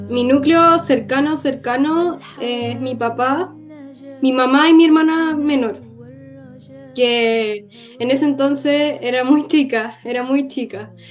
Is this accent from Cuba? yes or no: yes; Cuba; Yo nací en Cuba porque mi papá es palestino y mi mamá es cubana. Mi papá fue a estudiar a, a Cuba y así nací yo. Entonces, ya, soy cubana.